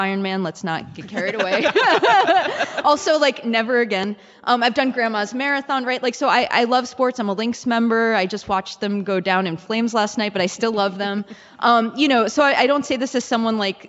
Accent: New York City, New York, United States; moved away as an adult; now in Minnesota, United States; I grew up in the Bronx. I went to law school and then I, moved to Minnesota

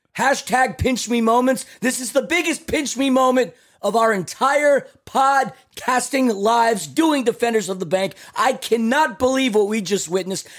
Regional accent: New York City, New York, United States; I'm from Queens, New York

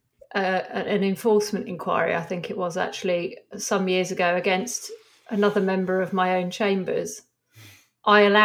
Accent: Milton Keynes, South East England, United Kingdom; I grew up in Milton Keynes

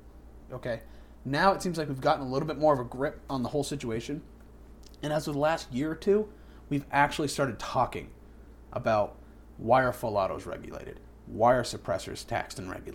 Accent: New Hampshire, United States; I'm a native New Hampshireite.

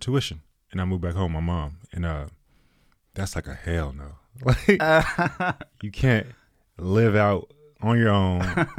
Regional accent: Killeen, Texas, United States; born there; also born or lived in Germany / Washington / Arizona / Virginia; So I was born in Killeen, and then I traveled around the world, went to a bunch of elementary schools, lived in Germany, went to school over there, Washington, Arizona, Virginia, Georgia, Texas, a few different places, Austin, Irving, Grand Prairie.

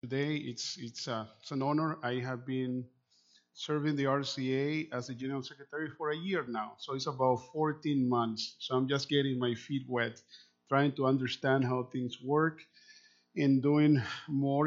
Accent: Managua, Nicaragua; first language Spanish; English is a second language; moved away; also born or lived in Canada / California; I was born in Managua Nicaragua is a country just between Honduras and Costa Rica

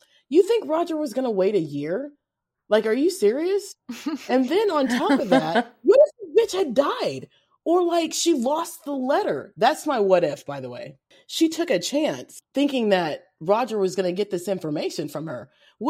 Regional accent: Kentucky, United States; accent: Kentucky twang; I've got a Kentucky twang.

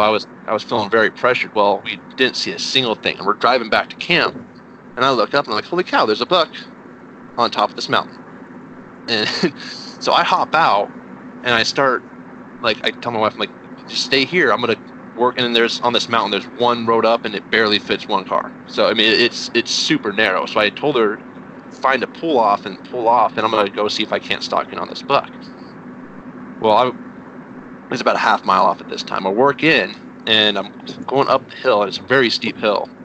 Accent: New Mexico, United States; moved away as an adult; also born or lived in Texas; now in Indiana, United States; I'm originally from New Mexico

